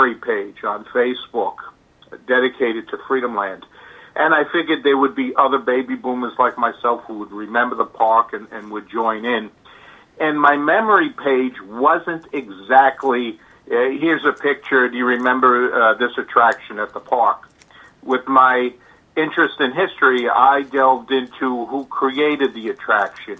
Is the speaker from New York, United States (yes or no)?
yes; New York City, New York, United States; I'm a New Yorker by birth. I was raised in the Bronx